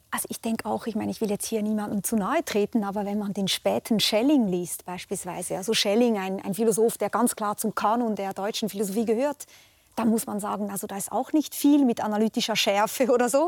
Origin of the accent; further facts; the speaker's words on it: Switzerland; mir als Schweizerin